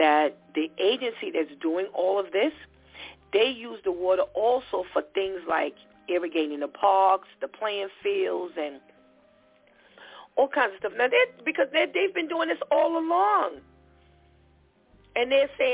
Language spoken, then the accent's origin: English; New York, United States; we come from New York